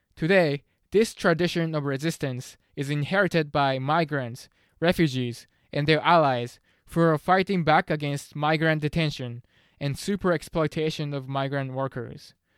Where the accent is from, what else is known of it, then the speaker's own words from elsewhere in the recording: Tokyo, Japan; English is a second language; moved away as an adult; now in Canada; I was born and raised in Tokyo, Japan, and moved to Canada in two thousand three to study English